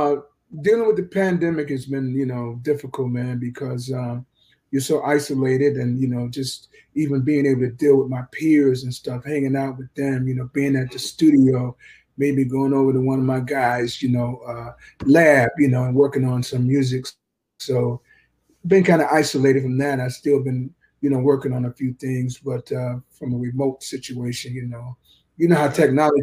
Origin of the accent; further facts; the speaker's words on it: Jacksonville, Florida, United States; Yeah. Duval, man. And it was cool.